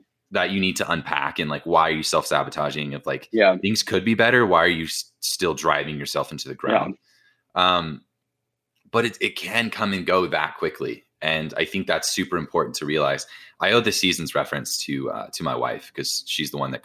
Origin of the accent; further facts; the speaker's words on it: Indiana, United States; I'm from Indiana